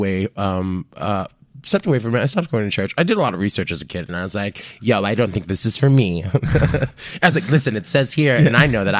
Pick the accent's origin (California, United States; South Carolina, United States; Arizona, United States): Arizona, United States; Phoenix; I'm from Phoenix, Arizona originally.